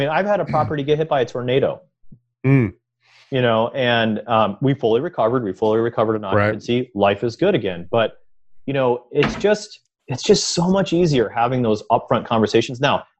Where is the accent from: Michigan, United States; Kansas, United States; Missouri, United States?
Michigan, United States; So we're all from Michigan